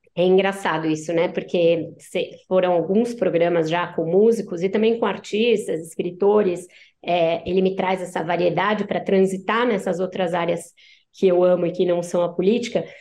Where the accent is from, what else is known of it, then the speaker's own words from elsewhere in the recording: ABC Paulista, São Paulo, Brazil; Aí eu cresci no ABC, eu sou paulistana, mas cresci no ABC